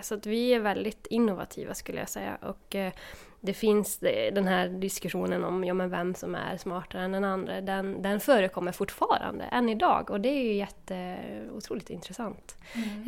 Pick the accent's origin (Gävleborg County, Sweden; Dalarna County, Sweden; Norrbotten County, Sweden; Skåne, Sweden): Norrbotten County, Sweden; Haparanda; jag kommer från Haparanda här i Norrbotten.